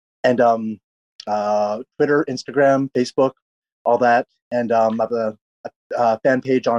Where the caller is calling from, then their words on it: Los Angeles, California, United States; I'm calling from Los Angeles. I live in a Koreatown in Los Angeles.